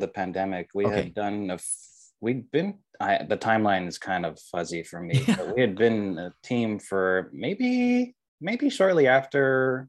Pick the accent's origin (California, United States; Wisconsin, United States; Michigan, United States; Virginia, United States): California, United States; Riverside; I grew up in Southern California. I grew up in Riverside.